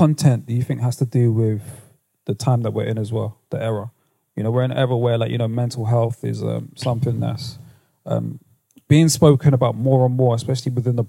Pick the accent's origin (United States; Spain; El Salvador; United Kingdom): United Kingdom; London; When you're like 19 years of age, growing up in London, it's difficult to show a certain level of vulnerability, especially amongst like your friends.